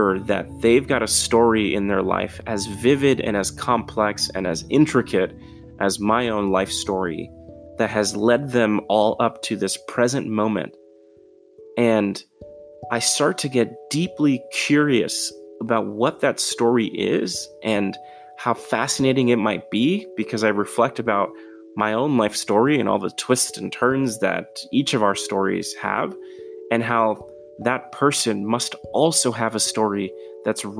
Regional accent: New York City, New York, United States; moved away; I'm originally from New York City, from the Bronx in particular.

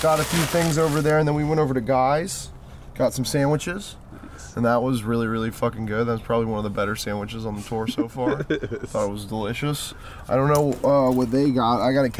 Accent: Savannah, Georgia, United States; being here has just got me excited to be back in my hometown. We all have different relationships with the city of Savannah and have been there for different amounts of times.

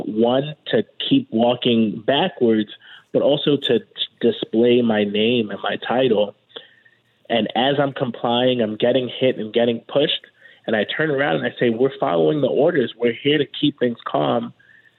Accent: New York City, New York, United States; both of us, born and raised in Brooklyn

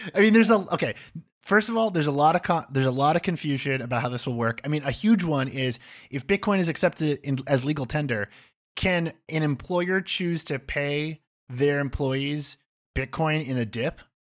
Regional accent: Massachusetts, United States; I'm a guy from Massachusetts with a beard

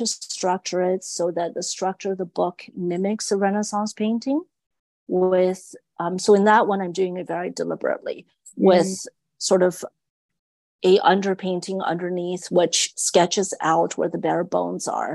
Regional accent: China; moved away; growing up in China

